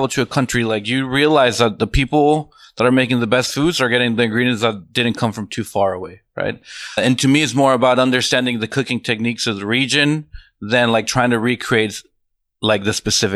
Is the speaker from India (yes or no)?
no; Mexico; also born or lived in San Antonio, Texas; now in Austin, United States; my favorite country, you know, my hometown.